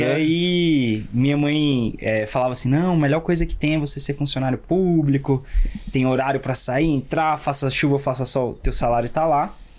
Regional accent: Brasília, Federal District, Brazil; Eu sou daqui de Brasília mesmo

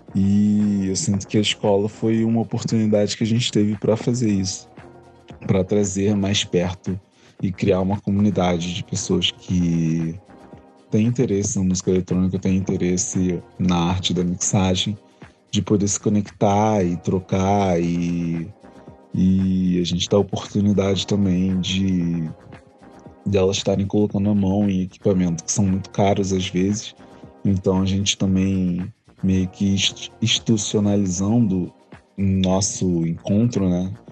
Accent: Rio de Janeiro, Brazil; sou aqui do Rio

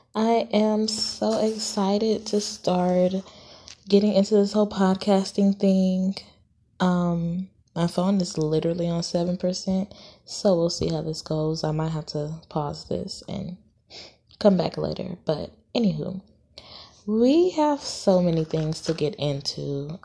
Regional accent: Los Angeles, California, United States; also born or lived in Dallas, Texas / Atlanta, Georgia; now in Houston, United States; I'm from L A. I'm from California

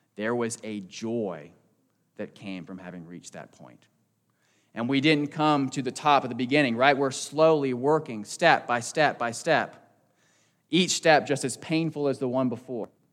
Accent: Southern Maryland, United States; also born or lived in Texas; I was born in Texas, and shortly after that, my family moved to Southern Maryland, right outside Washington, D C

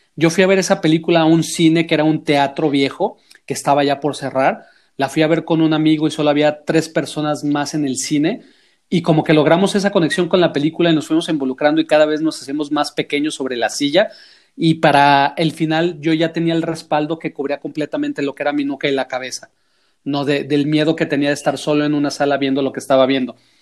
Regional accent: Guadalajara, Jalisco, Mexico; soy escritor de, de Guadalajara, México

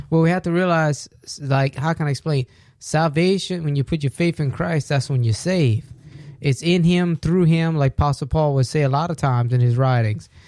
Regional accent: United States; we're American

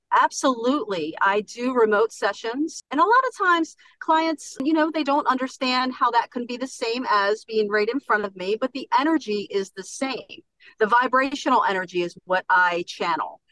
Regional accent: Baltimore, Maryland, United States; now in Long Neck, United States; I'm originally from Baltimore, Maryland, uh-huh. and I moved to Long, Long Neck, Delaware

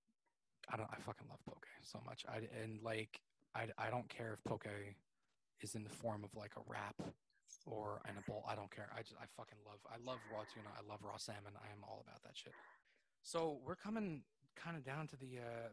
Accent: New York, United States; I'm from New York

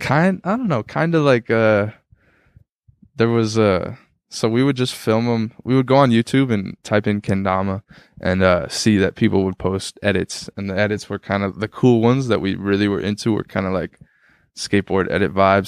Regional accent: Tacoma, Washington, United States; moved away as an adult; now in Minneapolis, United States; Isaiah Thomas grew up on my street that I grew up on

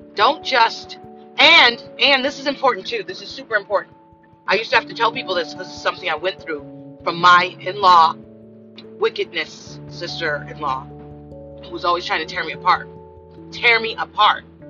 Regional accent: Los Angeles, California, United States; I came from South Central

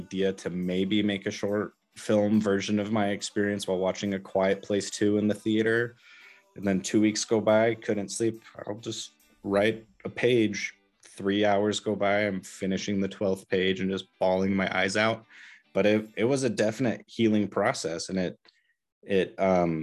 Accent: Southwest Washington, United States; moved away as an adult; also born or lived in Southern Utah; I grew up in Southwest Washington and then in 2019 moved to Southern Utah

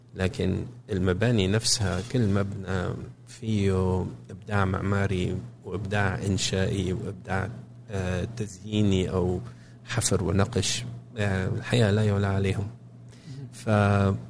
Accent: Damascus, Damascus Governorate, Syria; moved away as an adult; now in Cambridge, United States; عشت في سوريا لغايه ما كان عمري 24 سنه

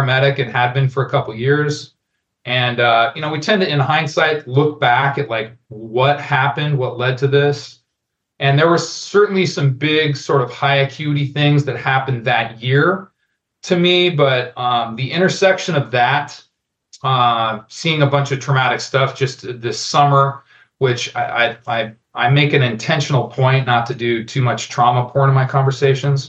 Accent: Denver, Colorado, United States; moved away as an adult; also born or lived in Albuquerque, New Mexico; I grew up in Denver, Colorado, go Broncos. And I lived most of my adult life in Albuquerque, New Mexico

